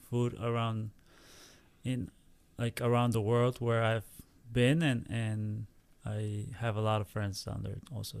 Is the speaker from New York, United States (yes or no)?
no; San Diego, California, United States; moved away; also born or lived in Tijuana, Mexico / Mexico City, Mexico; I will go back to San Diego, which is my hometown.